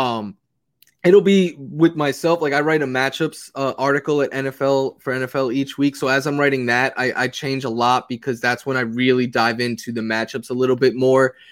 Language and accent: English; New York City, New York, United States; now in Los Angeles, United States; from New York City